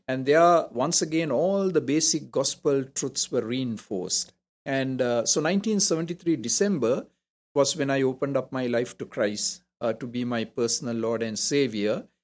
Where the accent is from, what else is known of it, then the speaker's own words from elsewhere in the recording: Colombo, Western Province, Sri Lanka; moved away as an adult; now in Toronto, Canada; I'm from Colombo, so I'm technically a southerner